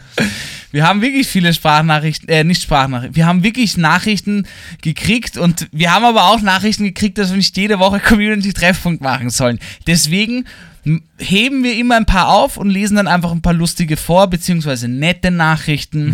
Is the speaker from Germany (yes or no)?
no; Vienna, Austria; Für mich als Wiener